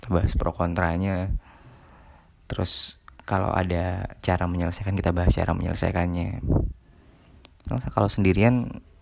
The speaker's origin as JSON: {"language": "Indonesian", "town": "Ketapang", "region": "West Kalimantan", "country": "Indonesia", "first_language": "Malay", "second_language": "Indonesian", "said": "saya dari Ketapang Kalimantan Barat saya biasa berbahasa Melayu cuman ya sedang belajar juga berbahasa Indonesia yang baik"}